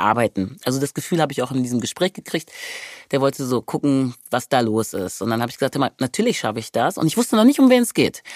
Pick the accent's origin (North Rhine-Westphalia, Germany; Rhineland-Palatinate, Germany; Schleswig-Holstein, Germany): North Rhine-Westphalia, Germany; Wermelskirchen; also born or lived in Hückeswagen / Remscheid / Nigeria (ancestry); Ich komme aus Wermelskirchen, das ist in der Nähe